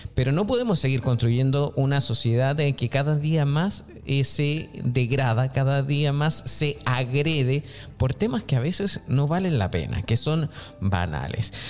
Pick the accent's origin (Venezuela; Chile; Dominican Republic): Chile; yo soy chileno